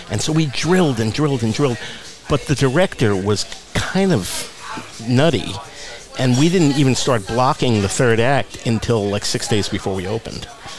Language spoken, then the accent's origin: English; Teaneck, New Jersey, United States; moved away as an adult; also born or lived in Manhattan, New York; now in Coachella Valley, United States; I was born in Manhattan, but grew up in Teaneck, New Jersey